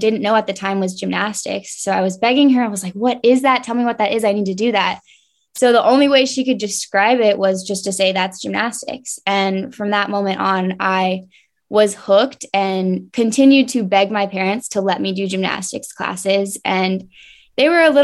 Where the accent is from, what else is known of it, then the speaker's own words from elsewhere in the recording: Marietta, Georgia, United States; also born or lived in Atlanta, Georgia; I grew up in Marietta, Georgia. I was born in Atlanta and lived in Georgia my whole life